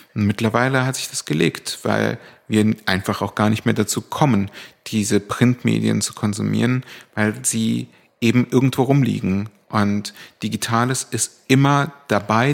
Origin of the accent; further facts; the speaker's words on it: Berlin, Germany; also born or lived in Cologne / Hamburg; Ich bin schon mit vier nach Berlin gezogen, und zwar nach Charlottenburg.